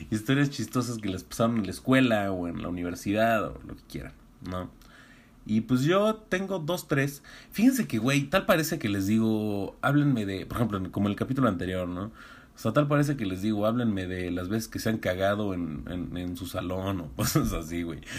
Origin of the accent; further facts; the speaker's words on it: Iztacalco, Mexico City, Mexico; yo soy libanés, bueno, o sea, yo soy distacalco, pero, pero no, no, mi tatarabuelo era de, era de Líbano